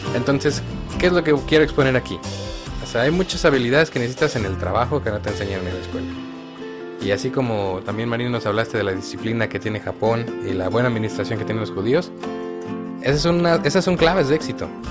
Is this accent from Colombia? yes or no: no; Mexico; seguimos siendo mexicanos